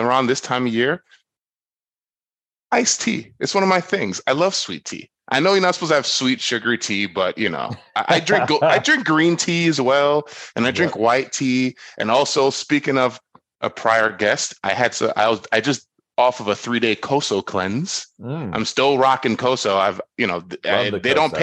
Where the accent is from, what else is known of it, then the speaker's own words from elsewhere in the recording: Florida, United States; I'm from Florida